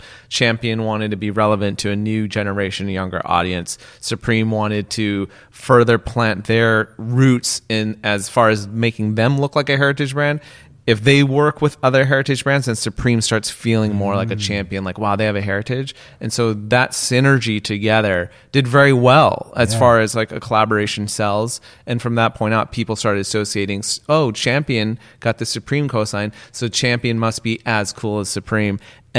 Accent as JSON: {"language": "English", "region": "West Coast", "country": "United States", "tie": "born or raised there", "said": "I could tell you a completely different story because I grew up on the West Coast."}